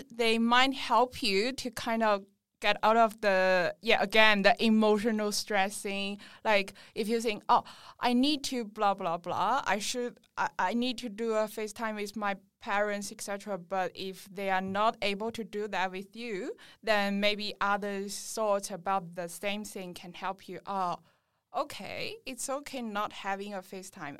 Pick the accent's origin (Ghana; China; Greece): China; moved away as an adult; now in Sydney, Australia; I'm from China and I'm currently